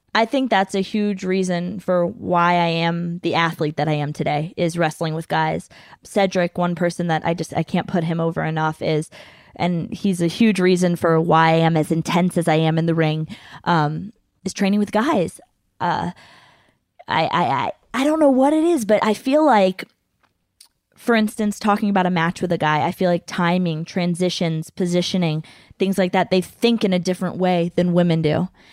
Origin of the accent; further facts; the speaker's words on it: United States; we're American women